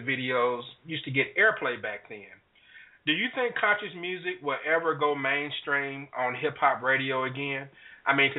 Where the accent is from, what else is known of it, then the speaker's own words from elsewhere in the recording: Mississippi, United States; my home state of Mississippi